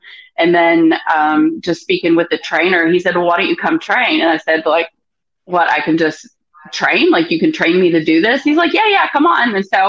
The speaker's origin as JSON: {"language": "English", "country": "United States", "moved": "as an adult", "lives_now": "Australia", "said": "I have citizenship, so I've got papers. So, but still, I'm American."}